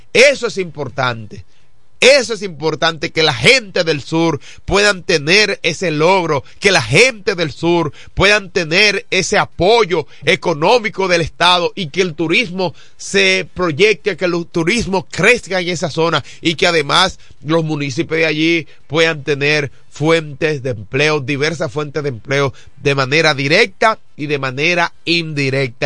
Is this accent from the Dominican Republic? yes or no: yes; Dominican Republic; como ciudadano dominicano